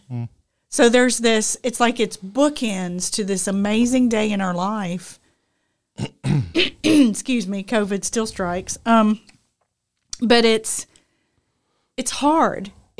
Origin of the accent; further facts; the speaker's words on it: United Kingdom; Because I'm British.